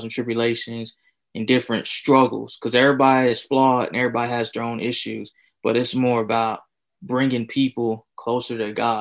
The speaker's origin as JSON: {"language": "English", "town": "Winston-Salem", "region": "North Carolina", "country": "United States", "tie": "born or raised there", "also_born_or_lived": "Lexington, North Carolina", "said": "I'm from Lexington, North Carolina. Mm-hmm. I was born in Winston-Salem, so that's where I'm from"}